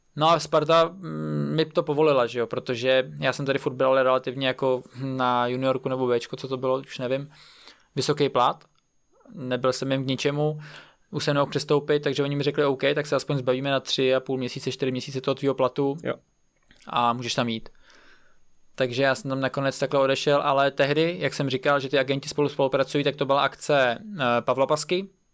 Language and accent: Czech; Czechia; jako já, jako Čech